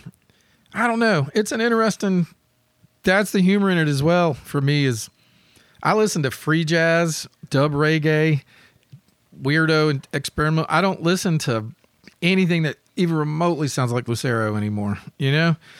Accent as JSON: {"language": "English", "town": "Memphis", "region": "Tennessee", "country": "United States", "tie": "born or raised there", "said": "growing up in Memphis"}